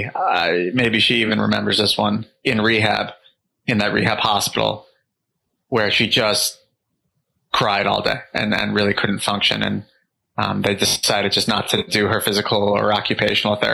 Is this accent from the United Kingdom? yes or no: no; New York, United States; we moved into my parents' house where I grew up in New York.